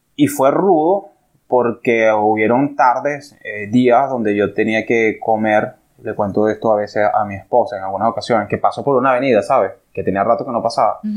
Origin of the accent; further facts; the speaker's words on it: Venezuela; moved away as an adult; now in Dominican Republic; soy venezolano